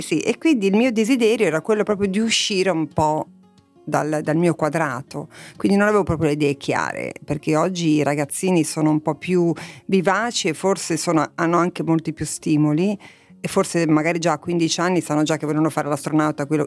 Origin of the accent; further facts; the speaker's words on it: Lavagna, Liguria, Italy; moved away; io sono nata a Lavagna, in una piccola cittadina